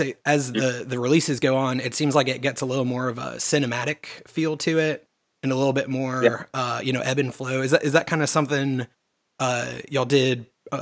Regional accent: the South of the United States, United States; growing up in the South of the United States

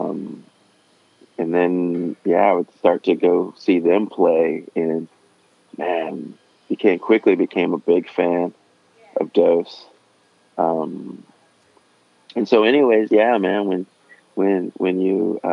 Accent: San Jose, California, United States; I grew up in San Jose, and then in 89, we moved to Southern California

